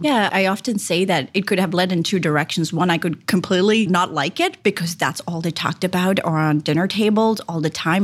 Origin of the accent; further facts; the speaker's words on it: Japan; English is a second language; moved away as an adult; also born or lived in India / Sydney, Australia; now in Columbus, United States; I was born in India. I was raised in Japan